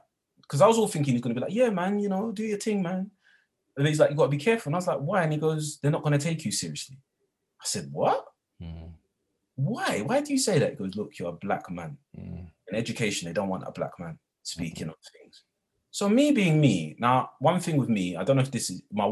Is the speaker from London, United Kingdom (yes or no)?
yes; London, United Kingdom; I'm from London, I'm a Londoner. And I wasn't born with a silver spoon in my mouth. I was raised in not the greatest of towns on the outskirts of East London